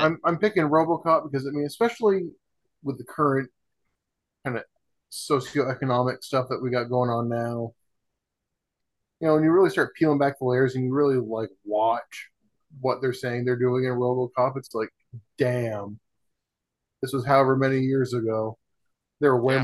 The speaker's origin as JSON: {"language": "English", "region": "Vermont", "country": "United States", "tie": "born or raised there", "said": "where I grew up in Vermont"}